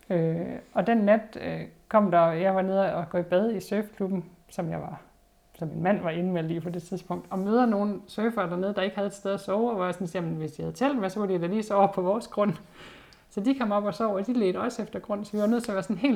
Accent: Hundborg, North Denmark Region, Denmark; når jeg selv husker tilbage på min barndom i Hundborg, med, hvor vi boede op i skoven

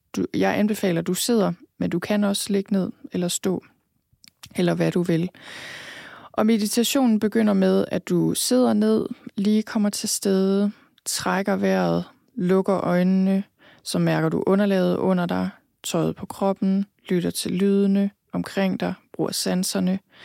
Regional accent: Thy, North Denmark Region, Denmark; moved away; also born or lived in London; født og opvokset i Thy

